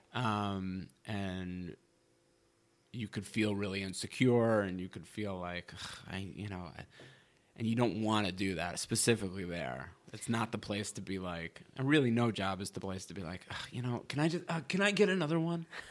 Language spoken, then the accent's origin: English; New York, United States; moved away as an adult; also born or lived in Wisconsin; now in Los Angeles, United States; I was from New York